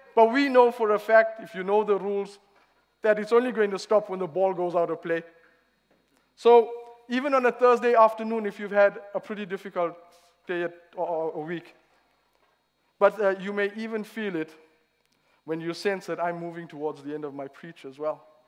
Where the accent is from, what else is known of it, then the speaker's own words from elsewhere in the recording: South Africa; moved away as an adult; now in Reading, United Kingdom; I'm no longer from South Africa. I've been here nine years now.